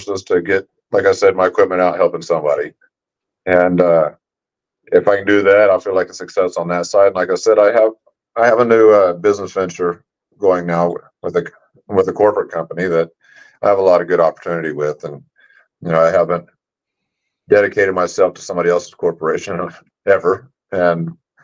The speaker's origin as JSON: {"language": "English", "region": "Oklahoma", "country": "United States", "tie": "born or raised there", "also_born_or_lived": "Las Vegas, Nevada / California", "moved": "yes", "lives_now": "Carson City, United States", "said": "I'm originally from Oklahoma."}